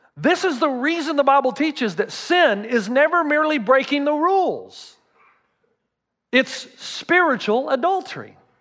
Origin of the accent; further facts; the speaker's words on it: the South, United States; I'm from the South